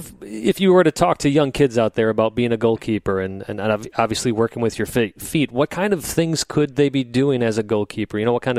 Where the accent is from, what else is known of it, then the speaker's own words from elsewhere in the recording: Wisconsin, United States; we're from Wisconsin.